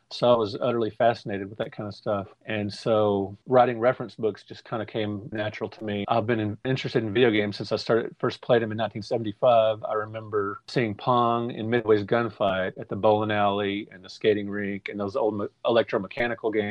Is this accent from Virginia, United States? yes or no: no; Fort Worth, Texas, United States; I grew up in Fort Worth, Texas